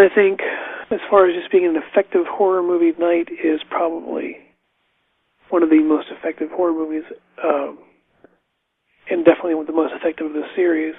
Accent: United States; also born or lived in West Virginia; when I was little, like growing up in Ohio and West Virginia

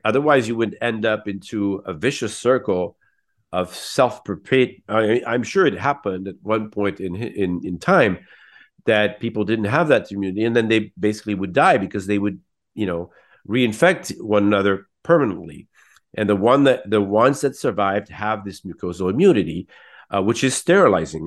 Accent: San Francisco, California, United States; now in Paris, France; I was born in San Francisco

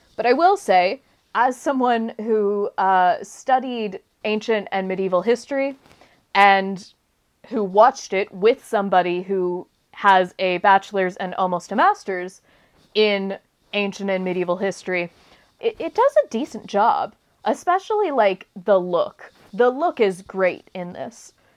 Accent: United States

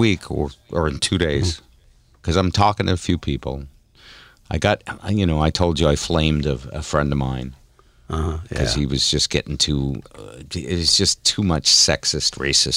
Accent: Honolulu, Hawaii, United States; I was born in Tripler Army Navy Hospital on Honolulu

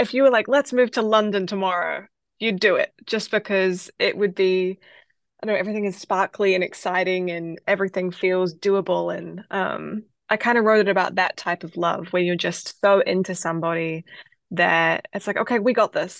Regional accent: New Zealand; now in United States; I grew up in New Zealand, and my dad was a musician

